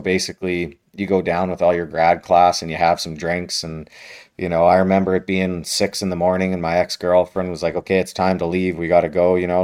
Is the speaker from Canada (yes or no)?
yes; Western Canada, Canada; I grew up in Western Canada